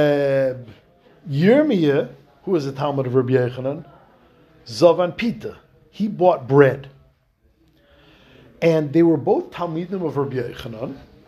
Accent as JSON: {"language": "English", "country": "Hungary", "said": "I'm from Hungary."}